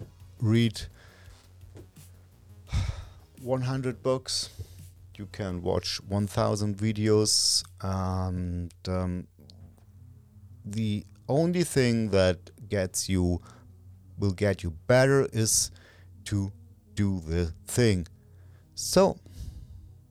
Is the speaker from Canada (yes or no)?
no; Germany; first language German; English is a second language; Natively, I'm from Germany, and natively speaking, I'm German